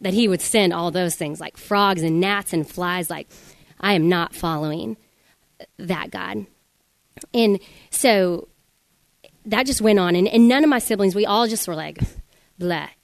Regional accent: Denver, Colorado, United States; I'm from Denver, Colorado, and I have three sisters

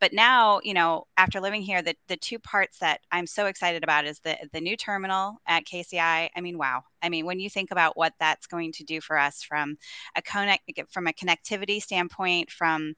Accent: Chicago, Illinois, United States; moved away as an adult; now in Kansas City, United States; I grew up outside of Chicago, and so that was always my, you know, my city, right? I loved Chicago, and that was my hometown.

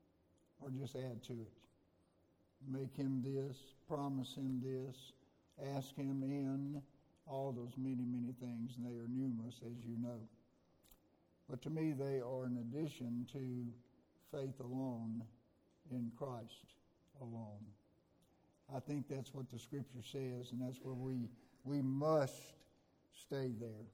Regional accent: Mississippi, United States; I was a kid growing up in Galilee Baptist in Little Gloucester, Mississippi.

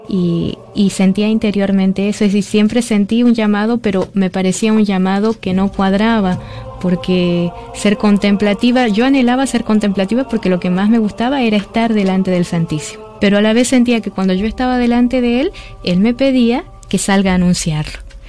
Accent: Argentina; soy de Argentina

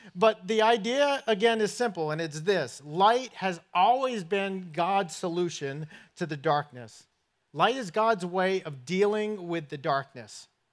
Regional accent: Somerset, Massachusetts, United States; accent: northern; moved away; I grew up in southern New England in a place called Somerset, Massachusetts

